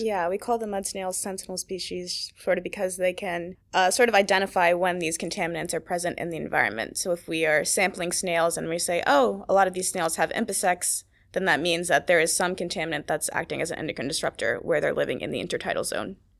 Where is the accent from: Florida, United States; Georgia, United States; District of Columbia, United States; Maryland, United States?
Maryland, United States; I'm from Maryland